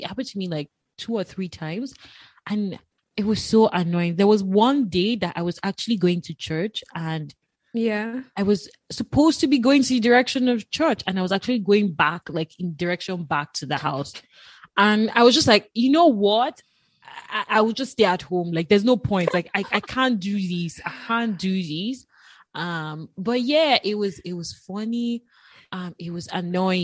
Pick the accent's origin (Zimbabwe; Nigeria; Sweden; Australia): Nigeria; moved away as an adult; now in Ottawa, Canada; as a Nigerian, and again, a Yoruba girl